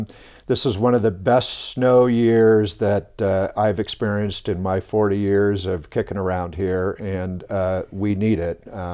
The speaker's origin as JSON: {"language": "English", "town": "Hawthorne", "region": "California", "country": "United States", "tie": "born or raised there", "said": "Yeah, so born and raised in the LA area in Southern California, in the city of Hawthorne. That's home of … and SpaceX and a lot of aerospace work there."}